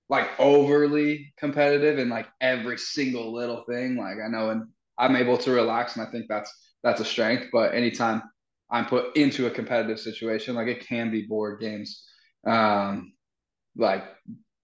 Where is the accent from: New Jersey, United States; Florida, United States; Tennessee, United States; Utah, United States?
Utah, United States; moved away; when we were back home in Utah